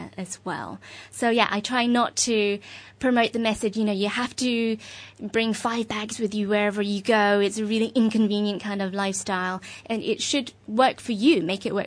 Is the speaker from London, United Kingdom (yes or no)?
yes; London, United Kingdom; moved away as an adult; now in Hong Kong; I'm originally from London. I've been living in Hong Kong for almost 5 years now